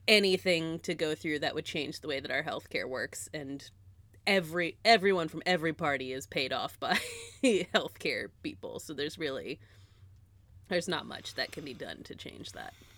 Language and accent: English; United States; being American